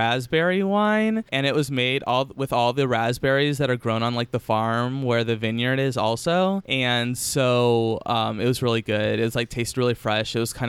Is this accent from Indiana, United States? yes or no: yes; Elkhart, Indiana, United States; So I was born in Elkhart, Indiana.